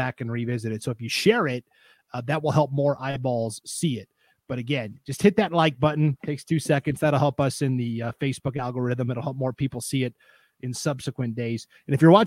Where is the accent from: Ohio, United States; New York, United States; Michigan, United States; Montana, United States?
Montana, United States; now in Idaho, United States; my home state of Montana. That's where my parents live.